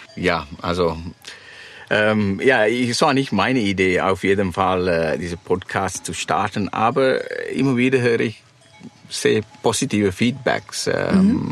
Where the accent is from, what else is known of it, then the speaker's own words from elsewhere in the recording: Sri Lanka; German is a second language; moved away; ich komme aus Sri Lanka